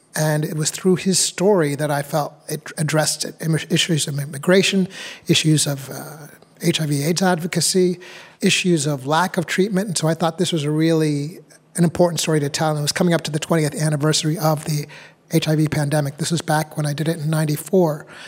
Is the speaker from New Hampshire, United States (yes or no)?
yes; New Hampshire, United States; I was born in New Hampshire. My parents are from Uganda